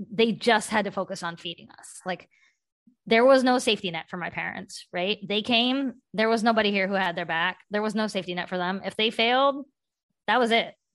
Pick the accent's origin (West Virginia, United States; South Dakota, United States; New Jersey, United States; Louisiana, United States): West Virginia, United States; now in Boston, United States; I grew up in West Virginia. I'm Indian.